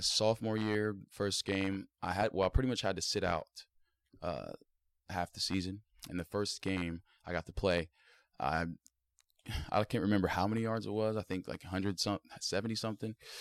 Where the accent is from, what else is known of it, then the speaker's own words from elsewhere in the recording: South Point, Ohio, United States; I'm from South Point, Ohio